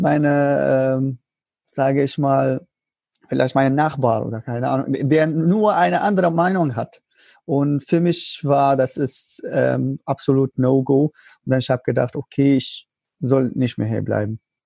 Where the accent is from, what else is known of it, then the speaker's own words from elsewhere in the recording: Syria; German is a second language; moved away as an adult; now in Germany; als ich so raus von Syrien war